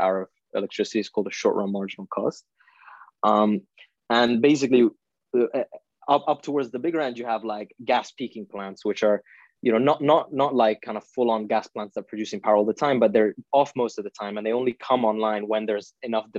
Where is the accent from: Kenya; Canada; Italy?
Italy; also born or lived in India / Oxford, United Kingdom; now in London, United Kingdom; I'm Indian. I was born in India, but I grew up in Italy for most of my life